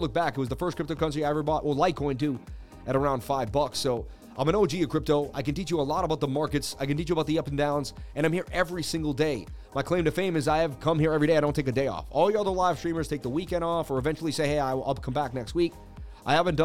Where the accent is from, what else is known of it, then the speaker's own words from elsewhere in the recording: Boston, Massachusetts, United States; I grew up in Boston, Mass